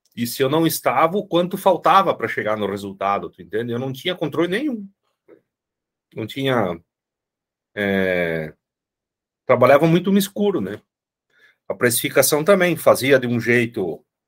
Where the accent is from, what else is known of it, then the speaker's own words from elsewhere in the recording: Rio Grande do Sul, Brazil; moved away as an adult; also born or lived in interior of Minas Gerais; now in Minas Gerais, Brazil; eu sou gaúcho e moro no interior de Minas, né? Vim morar para cá por causa da minha esposa